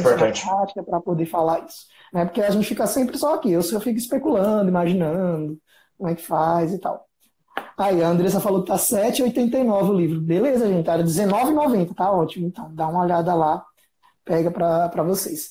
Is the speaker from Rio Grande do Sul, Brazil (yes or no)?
no; Aracaju, Sergipe, Brazil; moved away; lá em Aracaju, minha terra natal